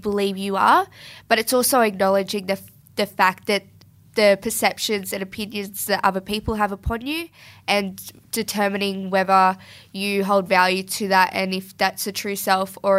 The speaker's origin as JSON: {"language": "English", "area": "Wiradjuri", "region": "New South Wales", "country": "Australia", "said": "I'm a proud Wiradjuri woman"}